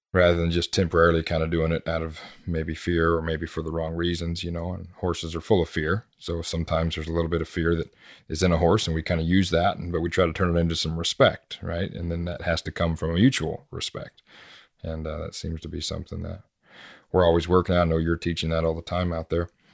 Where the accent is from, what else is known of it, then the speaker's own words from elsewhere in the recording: United States; growing up in America